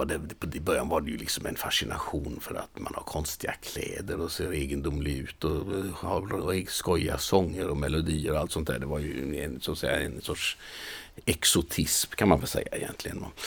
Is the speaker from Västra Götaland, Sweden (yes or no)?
yes; Mölnlycke, Västra Götaland, Sweden; moved away as an adult; now in Manchester, United Kingdom; hemma i Mölnlycke i mitt föräldrahem